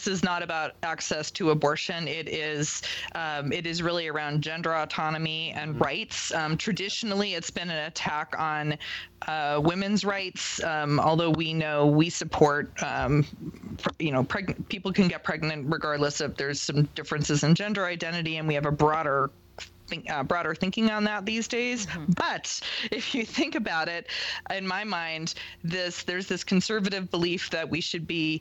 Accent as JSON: {"language": "English", "region": "Massachusetts", "country": "United States", "tie": "born or raised there", "moved": "yes", "lives_now": "Colorado, United States", "said": "I grew up in Massachusetts"}